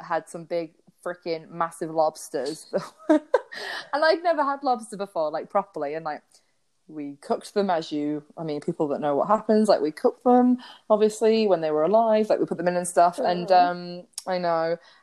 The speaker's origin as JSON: {"language": "English", "region": "England", "country": "United Kingdom", "said": "we're from England"}